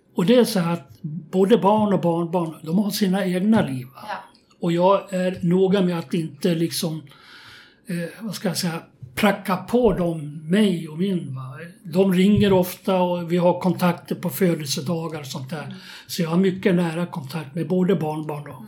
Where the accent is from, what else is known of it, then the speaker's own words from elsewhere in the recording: Köping, Västmanland, Sweden; also born or lived in Västerås; jag gick åtta år i skolan och då bodde vi i Köping. Eh, jag är född i Västerås